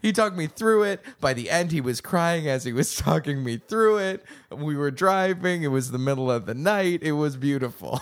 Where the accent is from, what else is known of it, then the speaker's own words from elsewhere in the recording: outside of Boston, Massachusetts, United States; I grew up outside of Boston